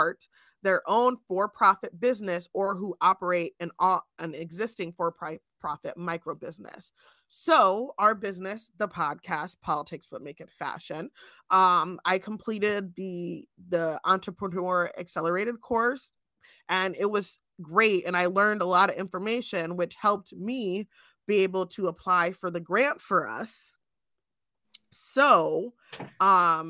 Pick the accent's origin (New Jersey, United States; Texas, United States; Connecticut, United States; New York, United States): New Jersey, United States; now in Pennsylvania, United States; Chelsea and I grew up in New Jersey before we both ended up in Pennsylvania